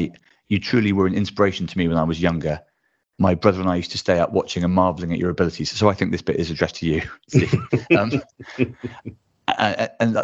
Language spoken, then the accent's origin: English; Bristol, South West England, United Kingdom; a mixture of my hometown